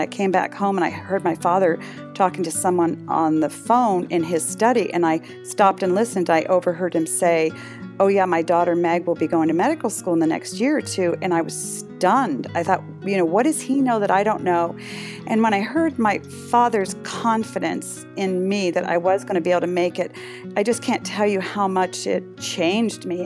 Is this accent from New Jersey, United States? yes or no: no; Concord, Massachusetts, United States; moved away as an adult; also born or lived in northern Michigan; now in Michigan, United States; I grew up in a little town called Concord, Mass